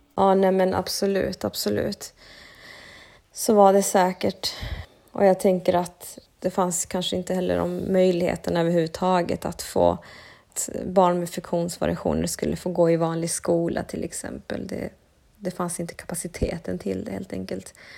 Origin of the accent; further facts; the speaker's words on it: Sweden; jag har vuxit upp i Sverige men med en annan kultur i bakgrunden. Mina föräldrar är från Bolivia.